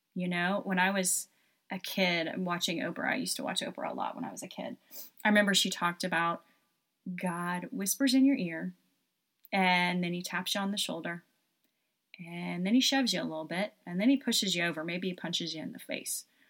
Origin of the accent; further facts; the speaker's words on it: Knoxville, Tennessee, United States; I'm originally from Knoxville, Tennessee, spent a lot of time in Pigeon Forge and Gatlinburg when I was a child